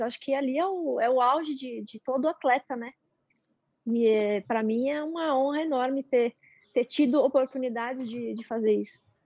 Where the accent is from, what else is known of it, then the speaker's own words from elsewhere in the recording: São Bernardo do Campo, São Paulo, Brazil; Sou de São Bernardo.